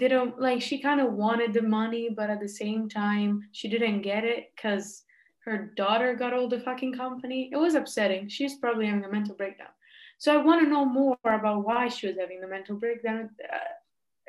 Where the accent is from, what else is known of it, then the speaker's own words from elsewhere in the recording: Rome, Lazio, Italy; I'm from Rome